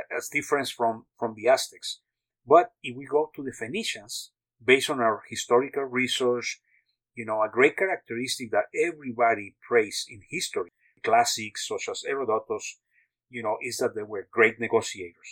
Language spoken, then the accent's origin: English; Mexico; also born or lived in United States / France; now in Texas, United States; I was born in Mexico and grew up half of my life in Mexico and the rest in the U.S.